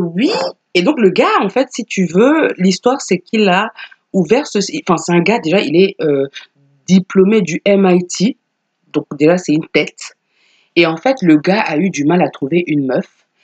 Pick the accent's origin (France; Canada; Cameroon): Cameroon; chez nous au Cameroun